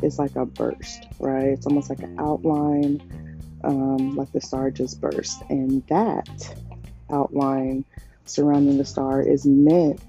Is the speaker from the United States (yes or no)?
yes; United States; I am American. I was born here, African American